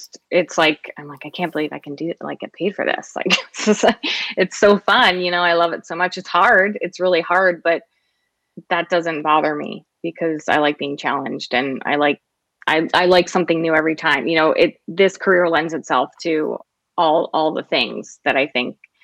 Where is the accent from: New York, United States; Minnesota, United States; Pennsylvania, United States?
Pennsylvania, United States; Philadelphia; I'm from Philly